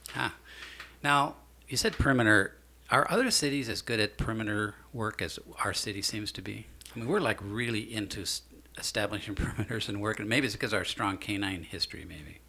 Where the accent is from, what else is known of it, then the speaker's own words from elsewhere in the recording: Mason City, Iowa, United States; I was born in Mason City myself